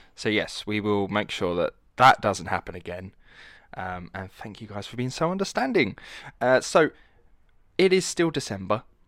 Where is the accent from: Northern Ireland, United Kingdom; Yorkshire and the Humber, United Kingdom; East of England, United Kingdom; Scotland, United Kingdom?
East of England, United Kingdom; Essex; accent: estuary; I'm from Essex, which is the east side of London